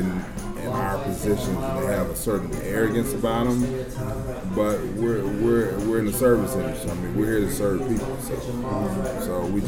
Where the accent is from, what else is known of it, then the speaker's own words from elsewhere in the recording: North Central Texas, United States; now in Toronto, Canada; So I grew up in North Central Texas.